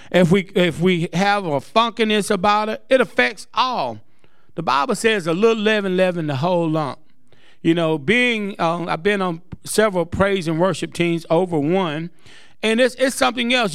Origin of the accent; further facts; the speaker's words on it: Greenville, United States; moved away; It's my hometown